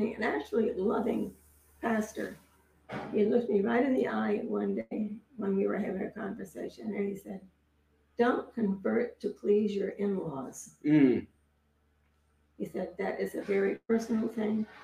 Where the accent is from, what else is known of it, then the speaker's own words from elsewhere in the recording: Wethersfield, Connecticut, United States; also born or lived in Oberlin, Ohio; now in Westerly, United States; we were living in Wethersfield, which was a suburb